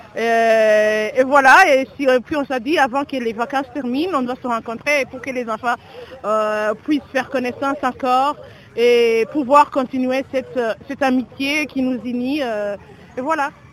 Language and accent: French; Bujumbura, Bujumbura Mairie, Burundi; now in Toronto, Canada; je suis une Burundaise. on s'est rencontrés aujourd'hui spécialement pour euh, euh, pour une rencontre déjà qui sont nés dans un quartier spécifique qui s'appelle Ngagara.